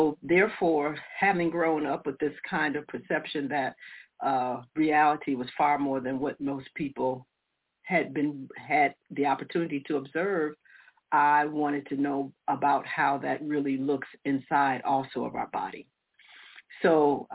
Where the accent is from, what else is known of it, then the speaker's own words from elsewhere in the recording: United States; also born or lived in Detroit, Michigan / Chicago, Illinois; I grew up in Detroit and Chicago